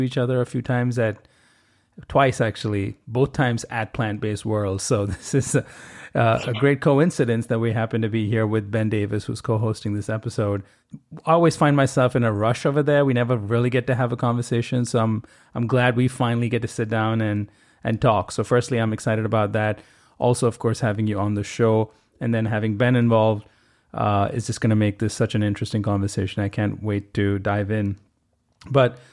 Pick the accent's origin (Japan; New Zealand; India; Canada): India; Mumbai, Maharashtra; I grew up in Bombay, India